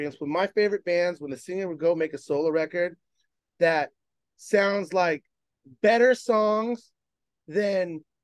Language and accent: English; Bay Area, California, United States; I'm from the Bay Area